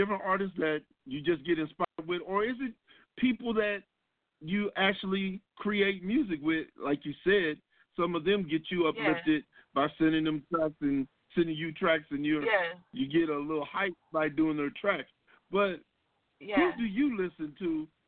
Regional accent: Ohio, United States; moved away; I'm from Ohio

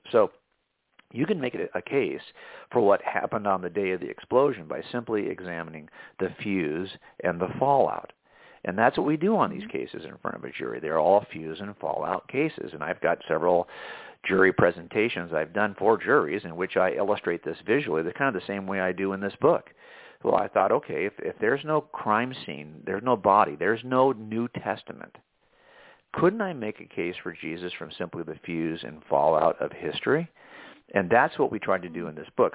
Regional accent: Southern California, United States; I was raised in in Southern California

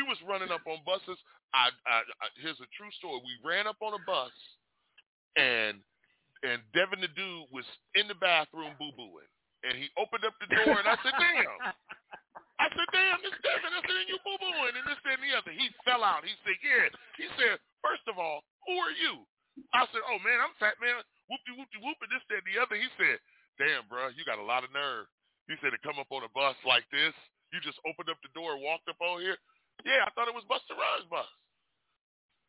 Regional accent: Detroit, Michigan, United States; now in Las Vegas, United States; when I was fresh from Detroit. I told people, yeah, you know, Detroit taught me about music. West Coast taught me how to grind my music

